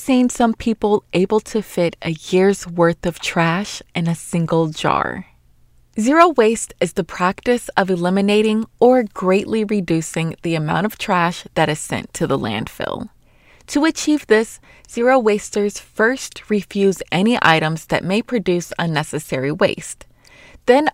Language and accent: English; Atlanta, Georgia, United States; I'm from Atlanta as well